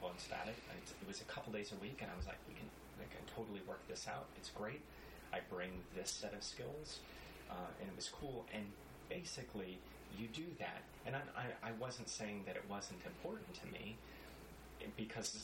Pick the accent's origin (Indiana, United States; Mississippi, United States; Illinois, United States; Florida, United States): Florida, United States; Florida Keys, United States; also born or lived in Ohio / New Mexico; I grew up in the Florida Keys